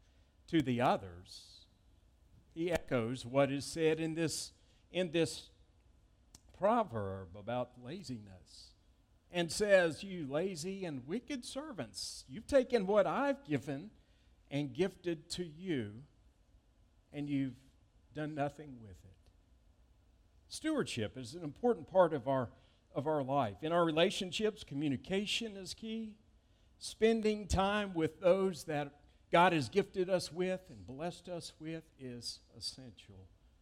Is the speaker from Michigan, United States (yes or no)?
no; East Point, Georgia, United States; I remember seeing my great-grandmother's house when I was growing up in East Point, Georgia, near downtown Atlanta, now where the Atlanta-Hartsfield International Airport is.